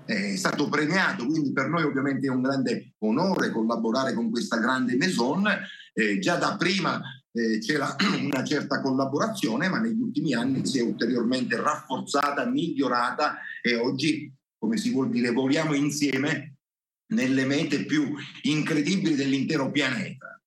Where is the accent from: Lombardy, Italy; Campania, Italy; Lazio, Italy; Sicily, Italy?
Sicily, Italy; Castelbuono; noi siamo in, in, un'area geografica, in una catena rocciosa, eh, sono le Madonie